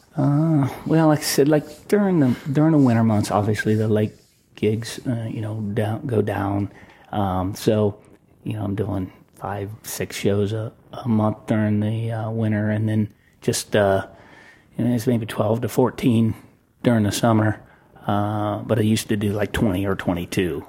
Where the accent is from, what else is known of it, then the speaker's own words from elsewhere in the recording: Delaware, Ohio, United States; I grew up in Delaware, Ohio